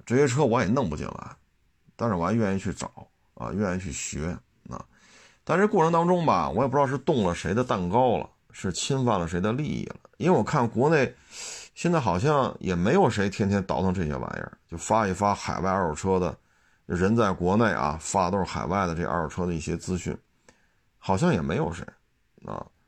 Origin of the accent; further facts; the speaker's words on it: China; 我作为一个中国人来讲